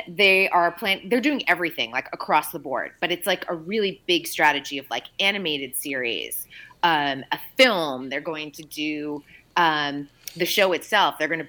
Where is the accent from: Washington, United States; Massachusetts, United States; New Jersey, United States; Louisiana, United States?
Massachusetts, United States; accent: Boston; Nobody wants my Boston accent to come out on an Aloha Friday.